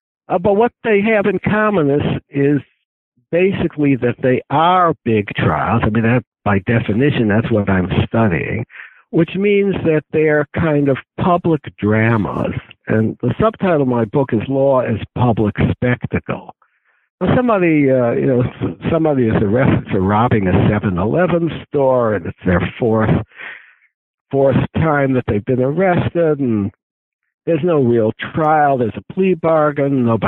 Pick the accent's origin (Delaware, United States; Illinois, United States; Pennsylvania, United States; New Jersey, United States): Illinois, United States; Chicago; born there; Well, I was born in Chicago, which I think is irrelevant, but it's a great city.